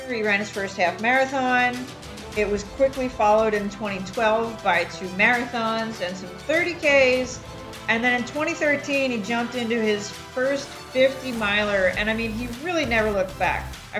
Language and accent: English; Delaware County, Pennsylvania, United States; now in Houston, United States; I grew up in Delaware County.